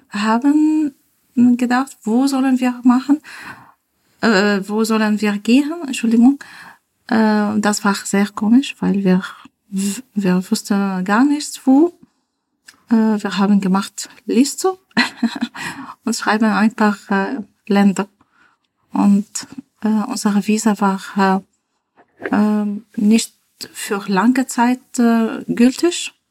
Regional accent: Damascus, Damascus Governorate, Syria; German is a second language; now in Germany; Äh, ich bin äh, aus Damaskus. Äh, also am Anfang war sehr, sehr schwer für uns. Mm, hier leben, in äh, kleines Dorf, von nicht so viele Leute, keiner Supermarkt zum Beispiel.

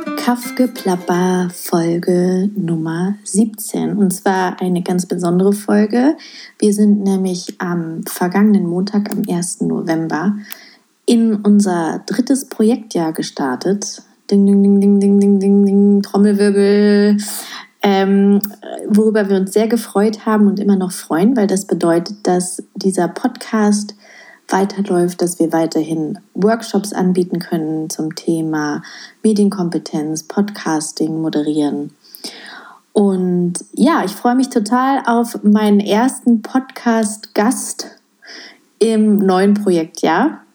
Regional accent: North Rhine-Westphalia, Germany; ich komme ja aus NRW

